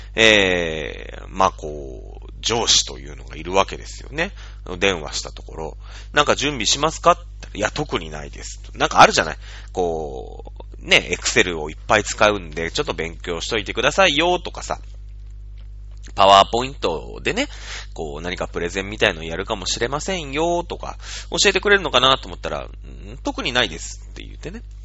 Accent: Matsudo, Chiba, Japan; 僕は千葉県の人間だから、千葉県北西部かな？うん、の人間なんだけれども、松戸市だから。

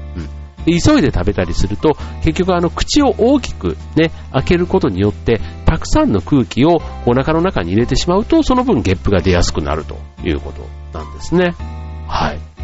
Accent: Osaka, Japan; moved away; 僕の実家の大阪

